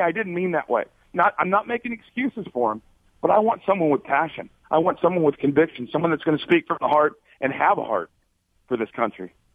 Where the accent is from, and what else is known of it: Arizona, United States; born or raised there; also born or lived in Alaska